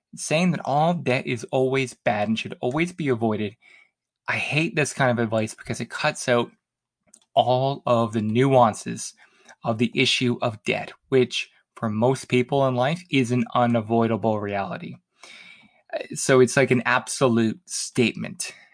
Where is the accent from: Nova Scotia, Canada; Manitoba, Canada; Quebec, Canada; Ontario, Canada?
Nova Scotia, Canada; Halifax; moved away; my hometown of Halifax